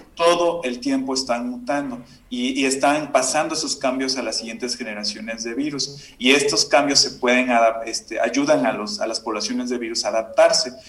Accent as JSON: {"language": "Spanish", "town": "Córdoba", "region": "Veracruz", "country": "Mexico", "said": "yo soy de, de Córdoba, Veracruz"}